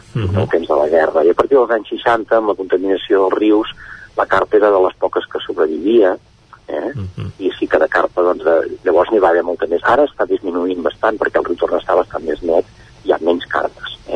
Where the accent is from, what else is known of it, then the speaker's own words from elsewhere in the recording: Manlleu, Catalonia, Spain; jo que tinc 54 anys jo no havia pescat de petit aquí a Manlleu